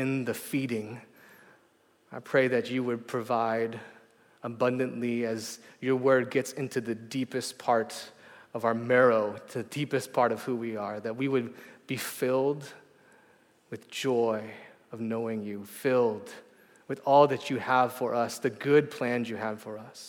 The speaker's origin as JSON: {"language": "English", "area": "outside of Detroit", "region": "Michigan", "country": "United States", "tie": "born or raised there", "moved": "yes", "lives_now": "San Francisco, United States", "said": "I grew up outside of Detroit"}